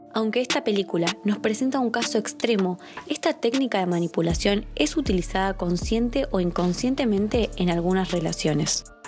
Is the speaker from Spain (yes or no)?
yes; Andalusia, Spain; andaluza que cuento las cosas por mi cultura andaluza que me lo vivo muy intensamente.